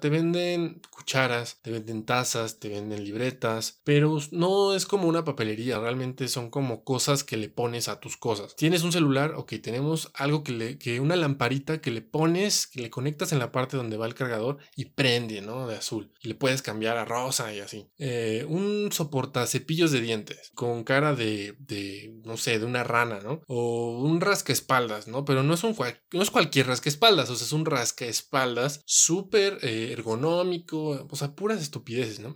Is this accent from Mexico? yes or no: yes; Mexico; nosotros como mexicanos o como latinoamericanos